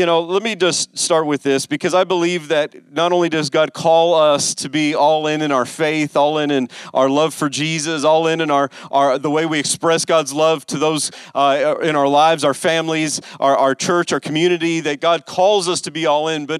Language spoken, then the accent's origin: English; West Coast, United States; I grew up on the West Coast